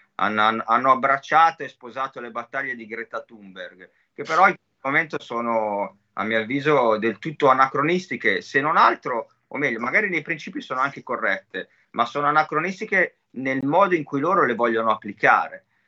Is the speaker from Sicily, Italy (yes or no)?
no; Cinisello Balsamo, Lombardy, Italy; Io sono di Cinisello, Cinisello è il centro Covid di tutto il nord Milano